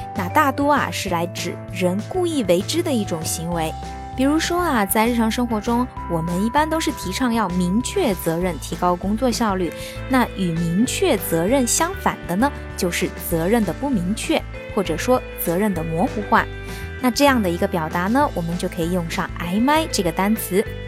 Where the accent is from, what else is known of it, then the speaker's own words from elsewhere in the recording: China; 对于我们中国人来说呢，看到的意思可能往往跟它表达的意思是不太相同的